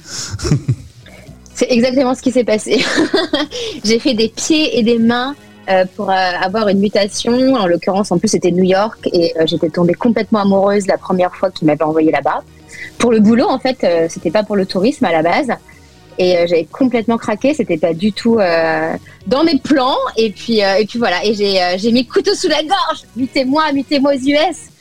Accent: France; now in Los Angeles, United States; je suis avant tout française

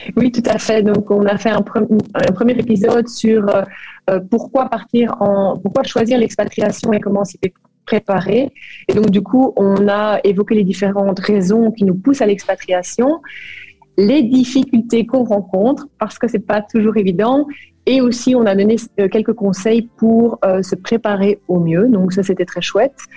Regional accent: Brussels, Brussels-Capital Region, Belgium; moved away as an adult; also born or lived in Flemish Brabant / Kuala Lumpur, Malaysia; now in Liège Province, Belgium; je suis de Bruxelles

